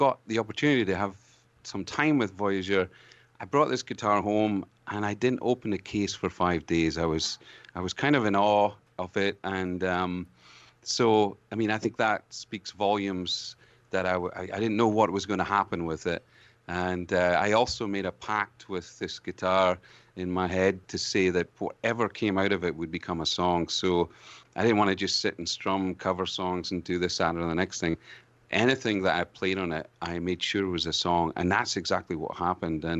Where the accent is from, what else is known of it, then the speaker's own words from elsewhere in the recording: Scotland, United Kingdom; accent: brogue; now in Canada; as a Scotsman to discover more about this amazing country that I live